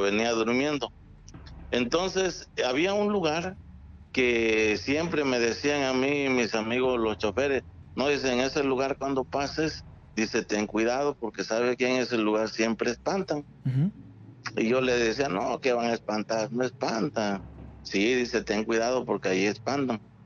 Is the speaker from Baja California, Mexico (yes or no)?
no; Acapulco, Guerrero, Mexico; moved away as an adult; now in Puerto Escondido, Mexico; yo soy de Acapulco